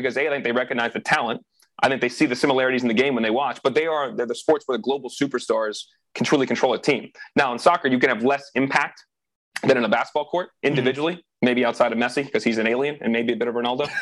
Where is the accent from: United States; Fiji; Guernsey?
United States; I'm an American